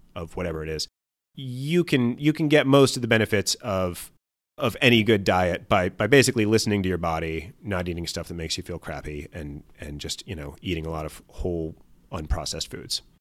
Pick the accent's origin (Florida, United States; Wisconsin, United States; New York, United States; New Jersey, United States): Wisconsin, United States; I'm from Wisconsin